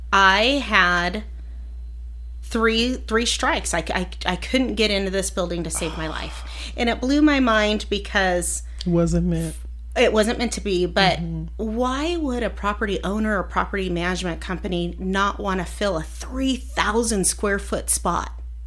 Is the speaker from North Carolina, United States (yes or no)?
no; Hemet, California, United States